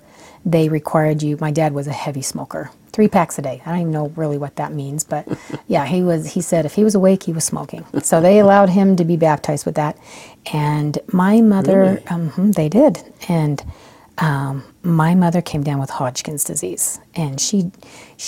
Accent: Provo, Utah, United States; also born or lived in Okinawa, Japan; I grew up in Provo.

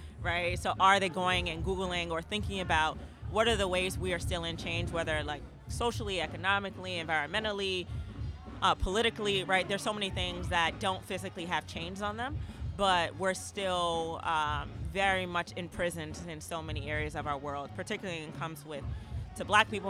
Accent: New York City, New York, United States; moved away as an adult; now in Oakland, United States; So I grew up in Harlem

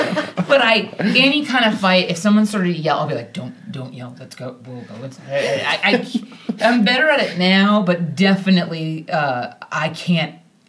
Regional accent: United States; We just went, no, we're not from here. We're American.

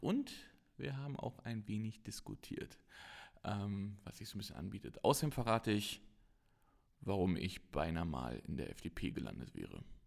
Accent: Frankfurt, Brandenburg, Germany; ich komme aus Ostdeutschland, Frankfurt-Oder

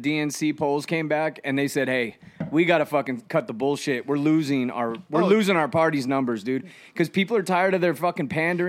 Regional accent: Yucaipa, California, United States; I grew up around Ukaipa.

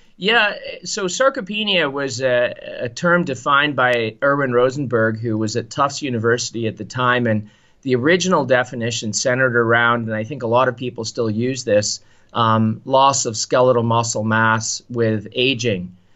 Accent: Canada; I say this even as a Canadian

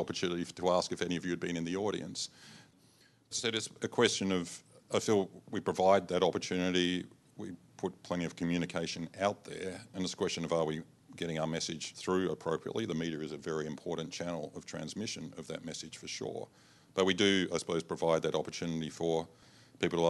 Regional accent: Adelaide, South Australia, Australia; moved away; I'm from Adelaide originally

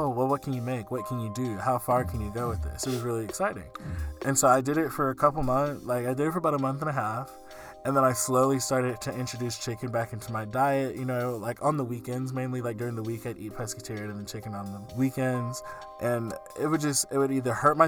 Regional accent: the South, United States; I grew up in the South

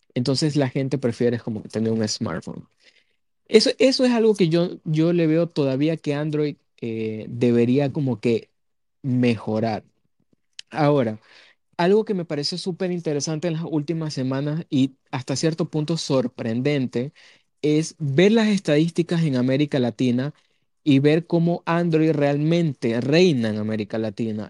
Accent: Ecuador

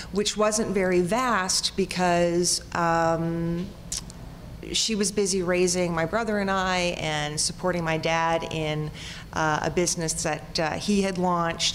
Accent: South Florida, United States; now in Ontario, Canada; I, like you all, reside here in Ontario, but I was raised in South Florida

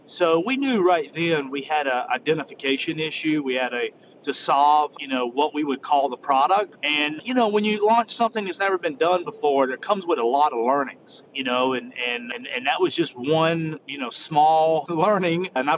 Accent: the South, United States; I come from the South and I love comfort food.

